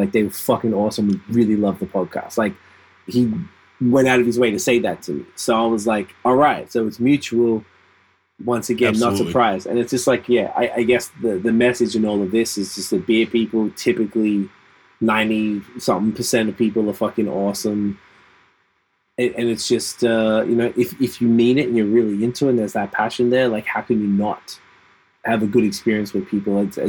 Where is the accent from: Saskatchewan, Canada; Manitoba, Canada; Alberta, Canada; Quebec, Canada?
Quebec, Canada; now in Ontario, Canada; I came from Quebec into Ontario. Pretty different